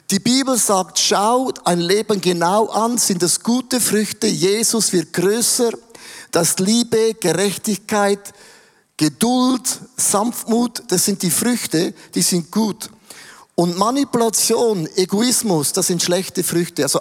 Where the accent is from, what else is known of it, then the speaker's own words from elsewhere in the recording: Switzerland; finde ich als Schweizer problematisch, weil wir haben ja schon alles.